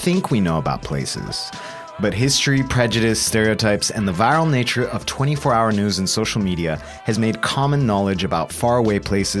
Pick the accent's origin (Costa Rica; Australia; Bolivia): Bolivia; moved away; a Bolivian raised on Mexican media, idiosyncrasy, language, and culture.